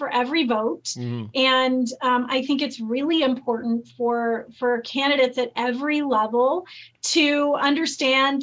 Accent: California, United States; I grew up in California

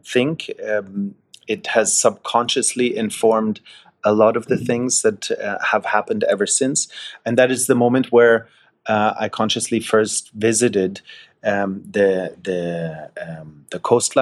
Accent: Wiesbaden, Hesse, Germany; growing up in Germany, in central Germany, close to Frankfurt, in a place called Wiesbaden, to a German father and a Scottish mother.

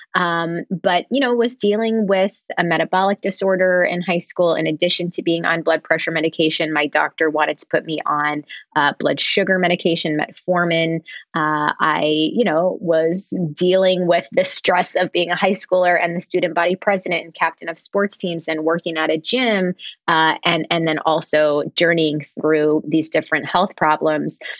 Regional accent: Harrisburg, Pennsylvania, United States; also born or lived in Smithtown, Long Island, New York; I was born in Smithtown, but my family moved to Harrisburg, Pennsylvania when I was in school

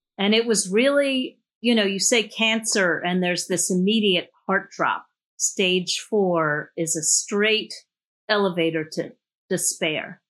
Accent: New York City, New York, United States; I grew up in New York City.

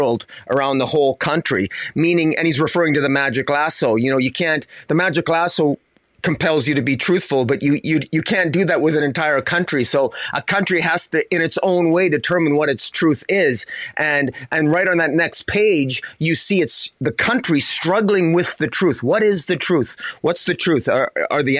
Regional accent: Canada; as a Canadian

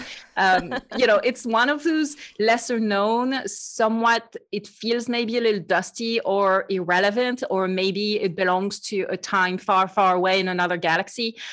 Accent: France; accent: French; English is a second language; moved away as an adult; now in United States; I am truly French, as you can probably hear. I joke that I've been trying to get rid of my French accent for about thirty years

